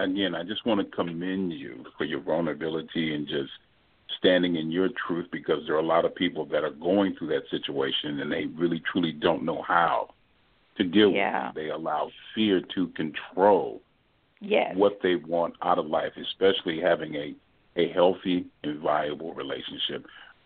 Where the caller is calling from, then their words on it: Texas, United States; I'm calling from Texas.